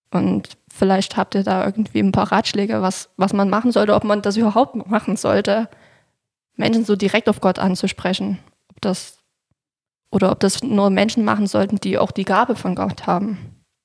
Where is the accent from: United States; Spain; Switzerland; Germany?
Germany; Niederlungwitz, Saxony; Ich wohne in Niederlunkwitz. Das liegt direkt neben Klauchau.